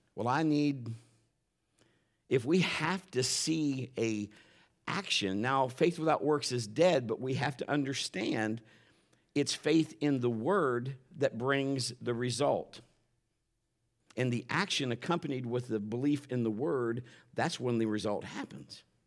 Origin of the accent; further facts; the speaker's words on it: Ohio, United States; we're from the north. We're from Ohio, and we're up there